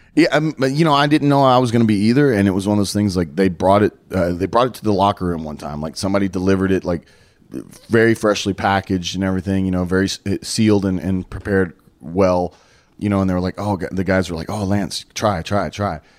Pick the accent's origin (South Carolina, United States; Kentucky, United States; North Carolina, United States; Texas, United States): Texas, United States; Dallas; it was basically my hometown